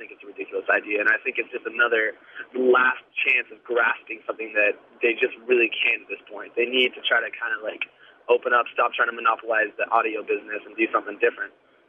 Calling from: Edmonds, Washington, United States; I'm from Edmonds

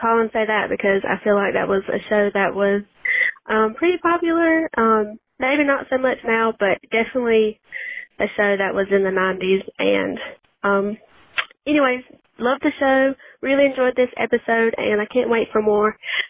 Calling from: South Georgia, United States; I'm calling from South Georgia, in the Georgia area.

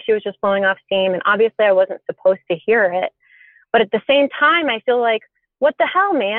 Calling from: Texas, United States; And I'm calling from Texas.

